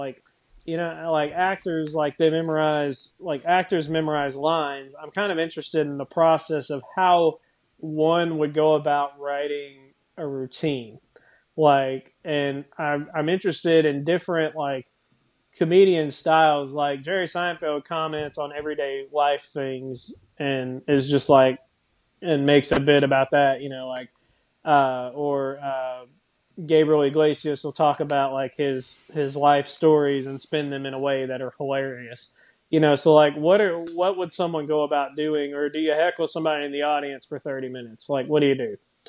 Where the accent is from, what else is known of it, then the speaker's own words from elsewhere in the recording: Ireland; But you know, I am Irish, so I guess it worked.